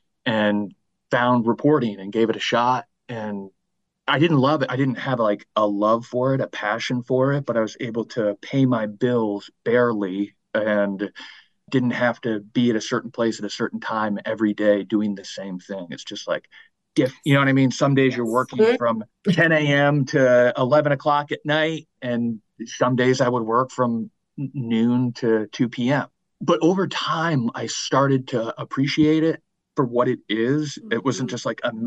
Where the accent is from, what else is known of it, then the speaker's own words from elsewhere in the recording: Vermont, United States; also born or lived in Maine / Los Angeles; I grew up in Vermont